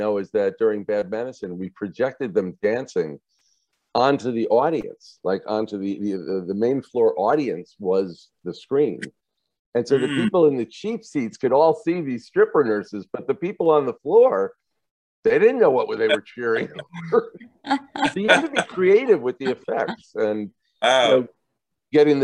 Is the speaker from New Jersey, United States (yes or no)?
yes; New Jersey, United States; I'm from New Jersey.